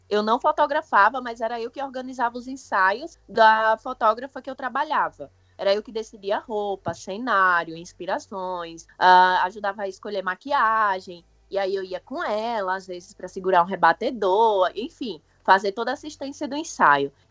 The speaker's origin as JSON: {"language": "Portuguese", "town": "Osasco", "region": "São Paulo", "country": "Brazil", "said": "bem que eu sou de {S1} Osasco, {S0} velho."}